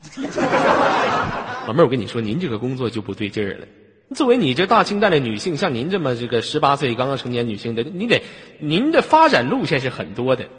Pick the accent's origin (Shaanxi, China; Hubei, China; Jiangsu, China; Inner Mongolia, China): Inner Mongolia, China; 来自于美丽的大草原，内蒙古